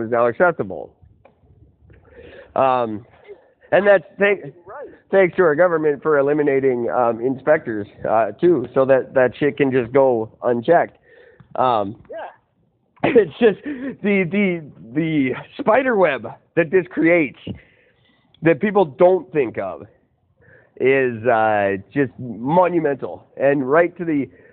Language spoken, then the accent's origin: English; Canada; I am third generation Canadian